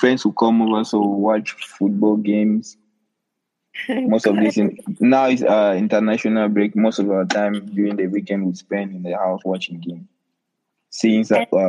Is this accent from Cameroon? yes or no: yes; Cameroon; first language Lamnso; I'm from Cameroon. It's a French-speaking country, a bilingual country.